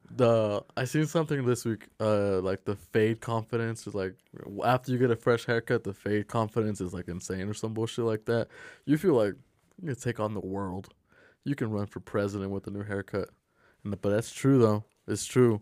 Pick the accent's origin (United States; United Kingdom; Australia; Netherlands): United States; Salt Lake City, Utah; I'm from Salt Lake City. We're out here in Salt Lake City